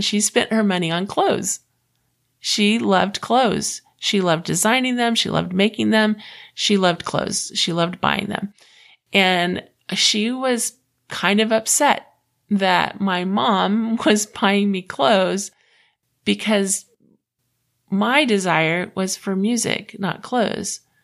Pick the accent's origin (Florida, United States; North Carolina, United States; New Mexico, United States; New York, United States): Florida, United States; I grew up in the South. I grew up in Florida